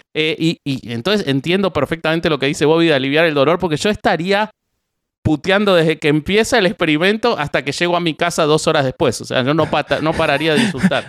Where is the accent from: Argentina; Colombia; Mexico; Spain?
Argentina; yo soy argentino